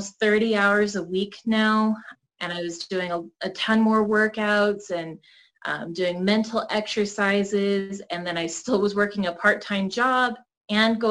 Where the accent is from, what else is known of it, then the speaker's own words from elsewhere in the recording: Boulder City, Nevada, United States; also born or lived in Salt Lake City, Utah; I was born and raised out in Boulder. I'm actually the fourth generation to graduate from the high school out there